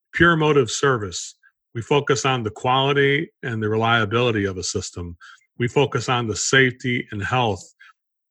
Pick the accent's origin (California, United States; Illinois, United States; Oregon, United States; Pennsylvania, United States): Illinois, United States; Chicago; moved away; I come from Chicago area, originally grew up in that area